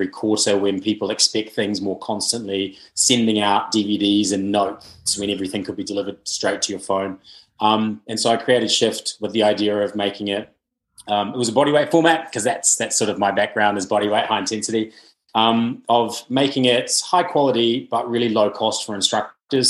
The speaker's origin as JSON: {"language": "English", "country": "New Zealand", "moved": "yes", "lives_now": "United Kingdom", "said": "I really noticed when I came from New Zealand to the UK"}